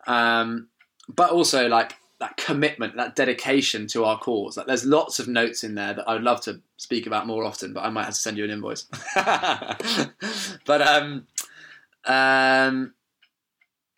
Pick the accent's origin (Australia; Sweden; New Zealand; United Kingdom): United Kingdom; England; We're like, "England."